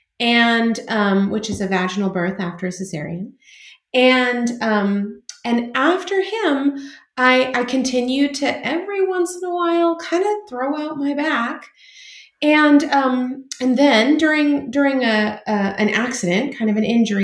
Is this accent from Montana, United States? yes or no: no; California, United States; I'm from California. I was born and raised here in California, and I'm actually a fifth generation Californian